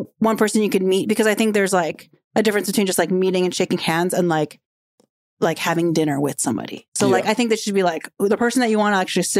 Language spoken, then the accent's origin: English; Philippines; being able to represent women that are pregnant and being a Filipino and a mother and a working mom